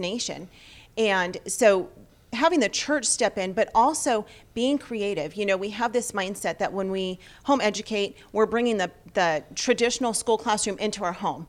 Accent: Los Angeles, California, United States; we're from Los Angeles

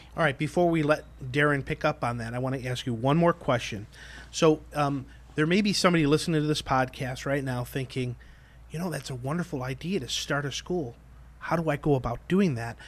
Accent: Chicago, Illinois, United States; I grew up in Chicago

